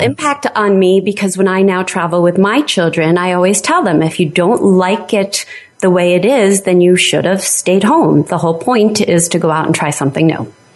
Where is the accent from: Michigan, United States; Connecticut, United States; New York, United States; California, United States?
New York, United States; New York City; moved away as an adult; also born or lived in New Jersey / Delaware; now in Vermont, United States; I was born in New York City, um, and I lived in New York and New Jersey my, um, you know, uh, young and uh, adult life